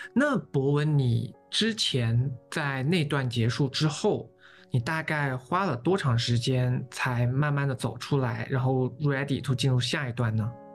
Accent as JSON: {"language": "Chinese", "region": "southern China", "country": "China", "said": "我一个纯南方人"}